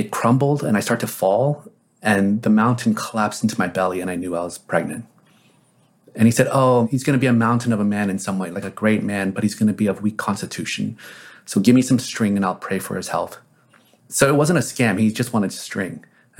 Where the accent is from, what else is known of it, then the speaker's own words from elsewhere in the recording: South Korea; born there; When I was born in Korea